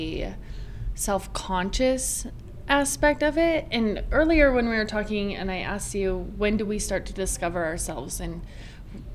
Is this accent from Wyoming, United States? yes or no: yes; Rock Springs, Wyoming, United States; I grew up in Rock Springs, Wyoming.